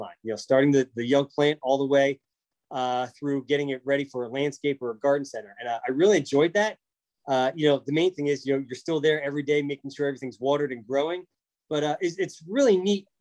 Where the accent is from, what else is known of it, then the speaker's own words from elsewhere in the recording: central Pennsylvania, United States; I grew up on a family dairy farm in central Pennsylvania